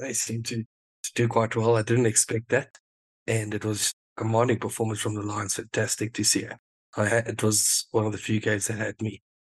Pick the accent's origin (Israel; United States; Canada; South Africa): South Africa; Yeah, absolutely. And that's going to be very exciting for us as South African fans.